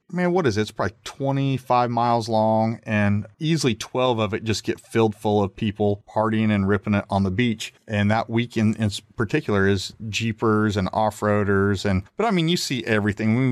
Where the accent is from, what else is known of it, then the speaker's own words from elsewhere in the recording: Kansas, United States; now in Texas, United States; I grew up in Kansas